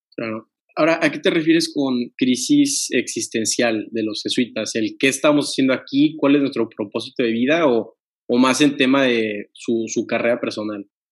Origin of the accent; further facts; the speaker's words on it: Tampico, Tamaulipas, Mexico; yo soy originario de Tampico